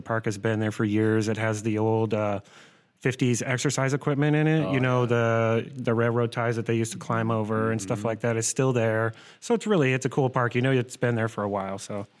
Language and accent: English; Cedar Rapids, Iowa, United States; I grew up in Cedar Rapids, actually.